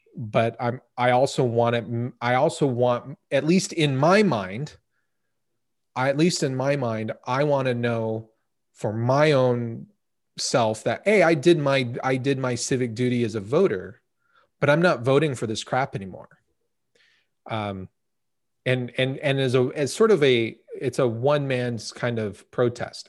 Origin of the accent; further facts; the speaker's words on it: United States; we as American citizens